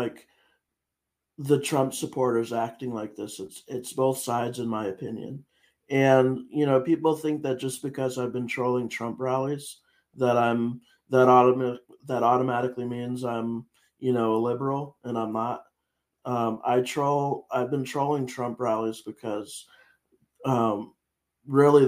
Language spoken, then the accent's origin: English; Connecticut, United States; I am from Connecticut, but I'm not from Naugatuck.